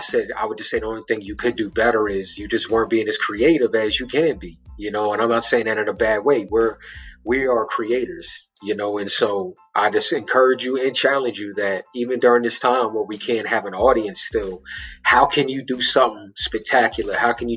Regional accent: Baltimore, Maryland, United States; But yo, cats, I'm from Baltimore City. It's the hood, this ain't the burbs.

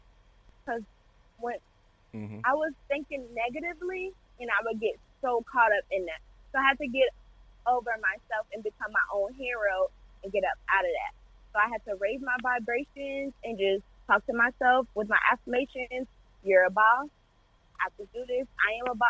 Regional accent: St. Petersburg, Florida, United States; born or raised there

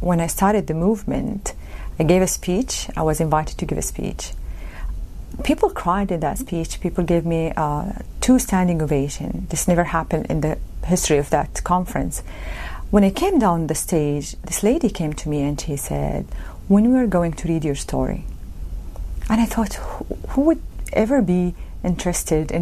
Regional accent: Mecca, Makkah Province, Saudi Arabia; moved away; That's my hometown, Mecca.

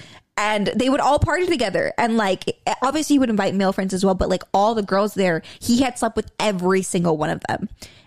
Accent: California, United States; we're from California

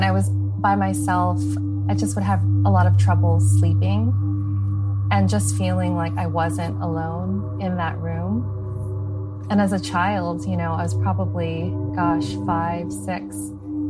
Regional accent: Los Angeles, California, United States; I was born and raised in Los Angeles, so I've been here my whole life.

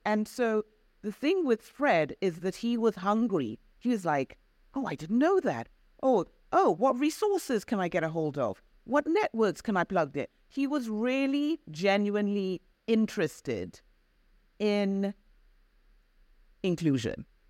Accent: United Kingdom; also born or lived in Zambia; I am Black British, of African and Caribbean heritage

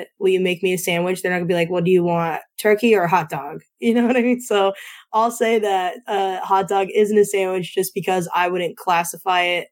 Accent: Northeast Pennsylvania, United States; I'm from Northeast PA, and a lot of where I'm from is very pizza competitive.

